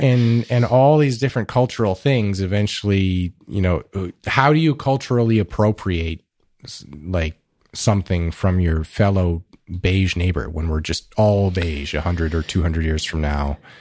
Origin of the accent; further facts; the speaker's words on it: Canada; I'm just some Canadian kid